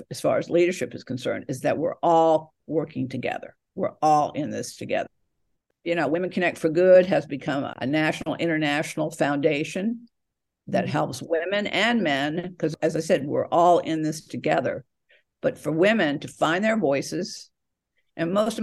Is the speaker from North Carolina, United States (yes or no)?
no; Atlanta, Georgia, United States; now in California, United States; I was born in Atlanta, Georgia, but now I'm out on the West Coast, California